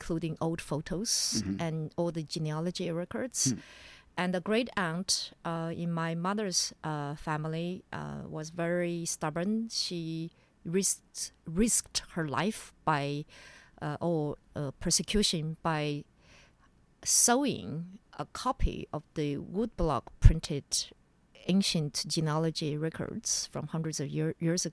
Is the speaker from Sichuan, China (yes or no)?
yes; Sichuan, China; moved away; I call myself a Mongol from Sichuan. I grew up in Sichuan